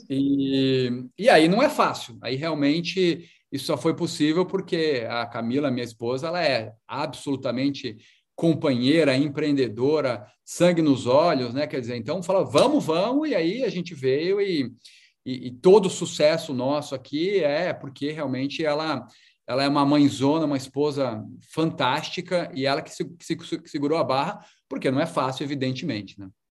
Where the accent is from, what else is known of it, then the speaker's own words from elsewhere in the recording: Brazil; moved away as an adult; now in United States; como brasileiro